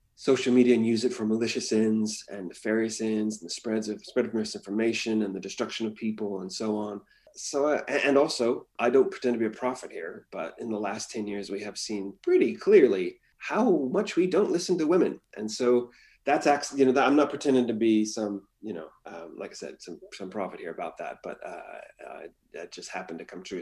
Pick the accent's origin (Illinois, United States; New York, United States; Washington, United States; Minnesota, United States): Washington, United States; also born or lived in Hawaii; as an American in the West, I grew up in Hawaii and in Washington State